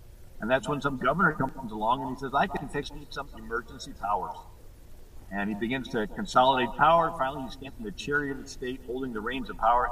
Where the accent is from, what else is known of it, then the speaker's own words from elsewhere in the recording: Fort Myers, Florida, United States; I'm from Fort Lauderdale. I mean, Fort Myers